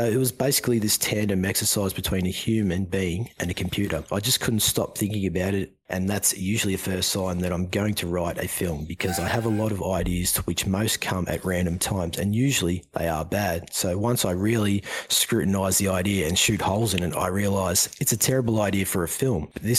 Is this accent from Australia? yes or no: yes; Australia; given that I am Australian